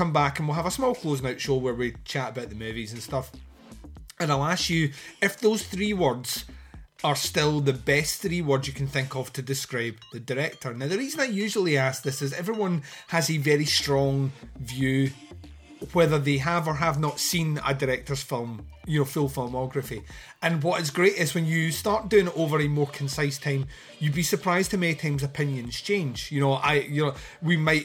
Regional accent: Scotland, United Kingdom

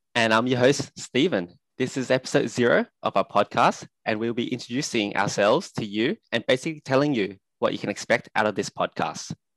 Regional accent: Australia; also born or lived in Sydney; I'm an Australian currently living in Sydney

